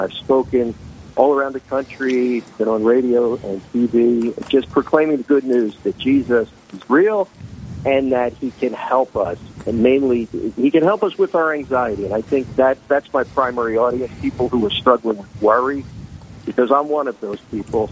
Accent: Philadelphia, Pennsylvania, United States; moved away as an adult; now in New Jersey, United States; I was born and raised in Philadelphia, PA

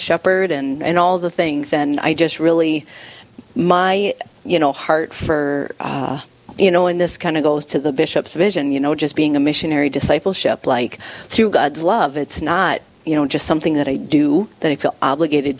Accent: Sioux Falls, South Dakota, United States; also born or lived in Nebraska; I was born here in Sioux Falls, born and raised in Sioux Falls. Spent a few years in Nebraska and stuff like that.

